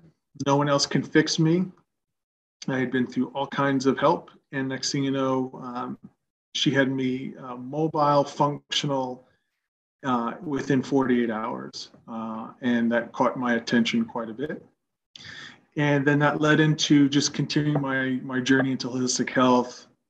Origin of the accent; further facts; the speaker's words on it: New York, United States; moved away; also born or lived in Cincinnati, Ohio; Born and raised in New York, family of two other siblings, mom, dad